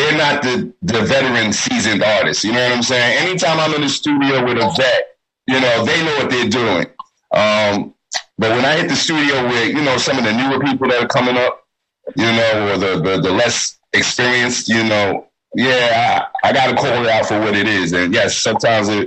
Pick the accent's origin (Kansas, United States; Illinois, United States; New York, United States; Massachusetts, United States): New York, United States; New York City; we're all from Staten Island